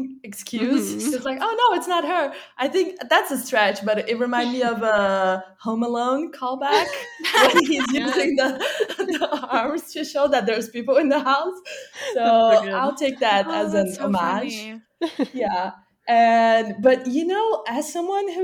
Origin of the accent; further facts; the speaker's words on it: Brazil; now in California, United States; I'm originally from Brazil, but I live in California now